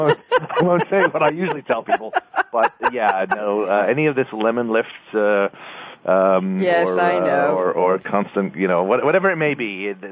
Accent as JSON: {"language": "English", "region": "England", "country": "United Kingdom", "tie": "born or raised there", "moved": "yes", "said": "I am English born"}